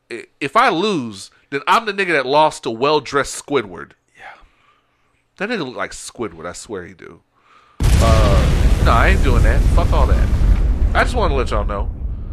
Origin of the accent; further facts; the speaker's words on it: New York, United States; I told y'all I'm from New York.